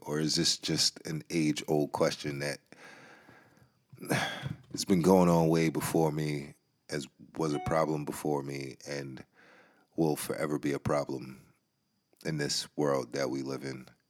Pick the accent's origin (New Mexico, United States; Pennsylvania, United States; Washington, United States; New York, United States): New York, United States; I'm from New York